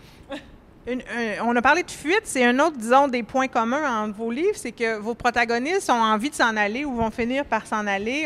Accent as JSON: {"language": "French", "area": "Laurentides", "region": "Quebec", "country": "Canada", "tie": "born or raised there", "moved": "yes", "said": "je viens d'un lieu paradisiaque, là, je viens des Laurentides"}